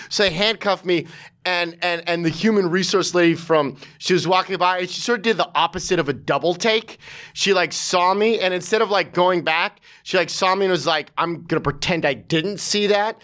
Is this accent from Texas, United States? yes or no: no; Santa Monica, California, United States; now in New York City, United States; I grew up in in, in, in Santa Monica, L